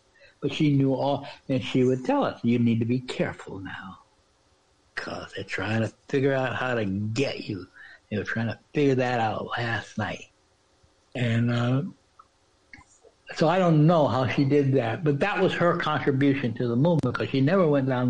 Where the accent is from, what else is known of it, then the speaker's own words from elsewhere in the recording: Washington, District of Columbia, United States; because I was from Washington, D.C.